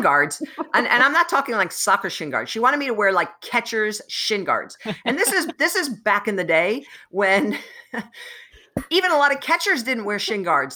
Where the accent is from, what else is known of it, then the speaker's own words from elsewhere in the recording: New Jersey, United States; I grew up in New Jersey